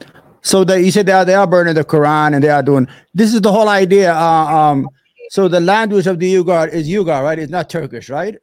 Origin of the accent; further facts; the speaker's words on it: Yemen; now in United States; Yeah, I was born in a house, you know, I'm from Yemen